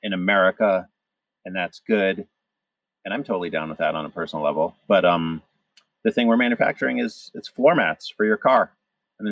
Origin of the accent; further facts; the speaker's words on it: Cleveland, Ohio, United States; moved away; I grew up partly in the Midwest, so I went to high school in Cleveland